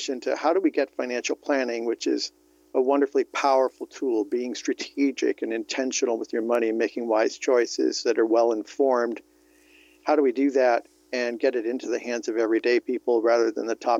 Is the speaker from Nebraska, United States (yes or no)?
no; California, United States; also born or lived in Vermont; Born and raised in California